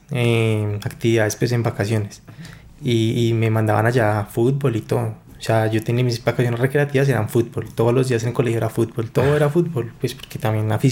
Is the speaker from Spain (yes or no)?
no; Bogotá, Colombia; also born or lived in Medellín; yo me crié acá en Bogotá.